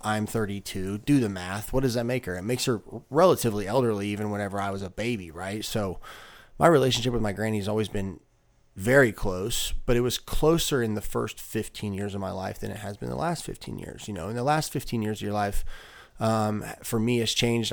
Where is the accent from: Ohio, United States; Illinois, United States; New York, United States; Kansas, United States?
Illinois, United States; we're from Illinois